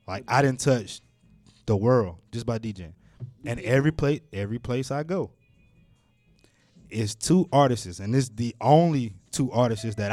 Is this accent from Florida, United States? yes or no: yes; Pensacola, Florida, United States; I'm from Pensacola.